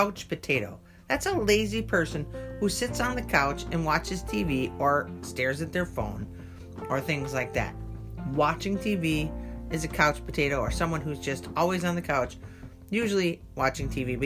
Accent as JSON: {"language": "English", "country": "United States", "said": "I'm an American"}